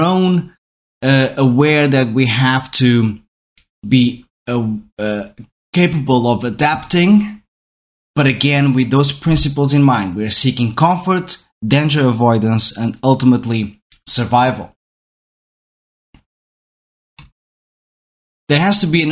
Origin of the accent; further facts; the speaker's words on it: Portugal; first language Portuguese; English is a second language; I'm Portuguese, so my mother tongue is Portuguese